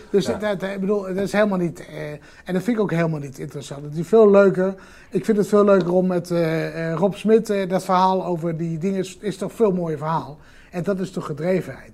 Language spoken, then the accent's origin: Dutch; Netherlands; als Nederlanders